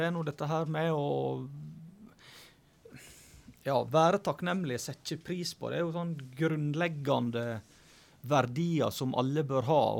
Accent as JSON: {"language": "Norwegian", "town": "Flo", "region": "Vestland", "country": "Norway", "tie": "born or raised there", "said": "Så ja, eh, florene de er rappkjafta, og det er ofte mye gode historier."}